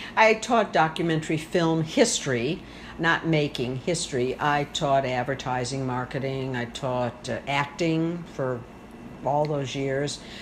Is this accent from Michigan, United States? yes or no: yes; South Haven, Michigan, United States; also born or lived in Chicago; from South Haven, Michigan